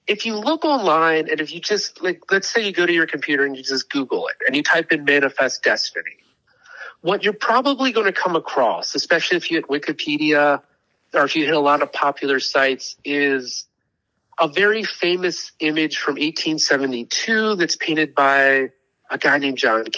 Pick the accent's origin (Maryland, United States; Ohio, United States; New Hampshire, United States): Maryland, United States; moved away as an adult; now in Kentucky, United States; I grew up in Maryland